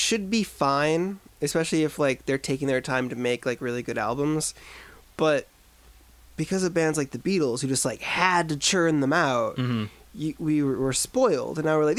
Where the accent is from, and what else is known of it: United States